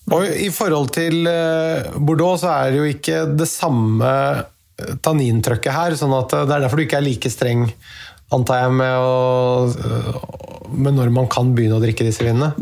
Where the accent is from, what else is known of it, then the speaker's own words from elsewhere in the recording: Norway; vi her hjemme i Norge